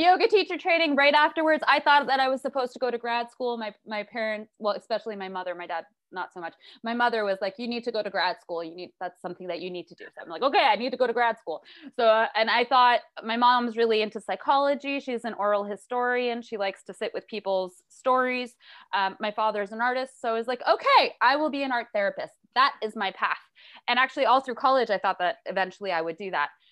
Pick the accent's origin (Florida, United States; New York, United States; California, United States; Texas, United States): New York, United States; New York City; I was raised in New York City.